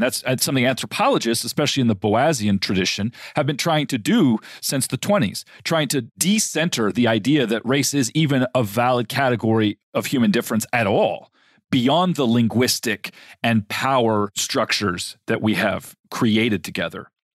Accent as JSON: {"language": "English", "country": "United States", "also_born_or_lived": "Middle East", "said": "being an American"}